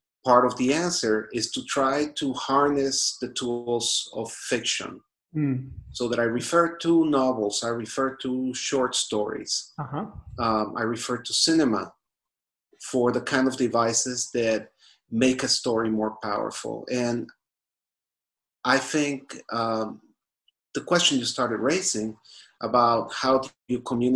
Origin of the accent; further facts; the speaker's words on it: Guatemala; moved away as an adult; also born or lived in Jerusalem, Israel; now in New York, United States; I grew up in Guatemala